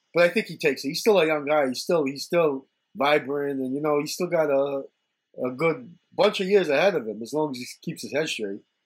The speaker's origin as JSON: {"language": "English", "area": "Long Island", "region": "New York", "country": "United States", "said": "I'm from Long Island"}